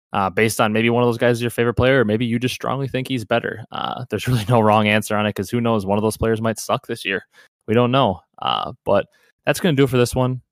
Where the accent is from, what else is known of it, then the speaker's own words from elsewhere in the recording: Wisconsin, United States; I'm from Wisconsin